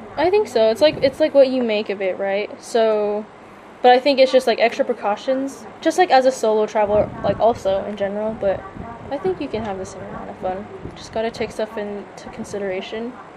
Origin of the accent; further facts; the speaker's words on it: United States; moved away as an adult; now in Thailand; I like was born and raised there